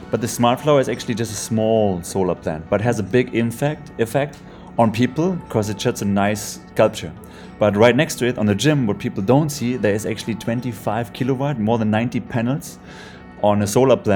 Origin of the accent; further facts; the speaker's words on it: Germany; So since I came out from Germany, I loved um, to use this technology. In Germany, we just had the problem there is not enough sun